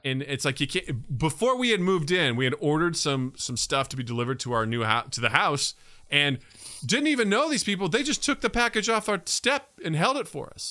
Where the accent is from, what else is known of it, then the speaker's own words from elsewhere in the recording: Kirksville, Missouri, United States; moved away as an adult; growing up in Kirksville, I mean, I kinda knew our neighbors